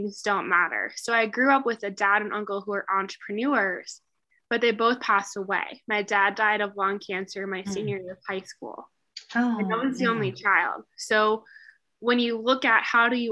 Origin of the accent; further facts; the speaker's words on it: Midwest, United States; I definitely grew up in the Midwest.